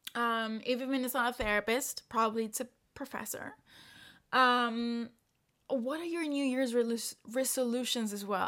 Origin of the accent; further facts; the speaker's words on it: El Salvador; now in Paris, France; I am from El Salvador